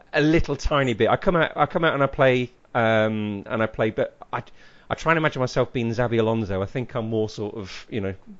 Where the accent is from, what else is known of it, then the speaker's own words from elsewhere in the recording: Leicester, East Midlands, United Kingdom; I come from Leicester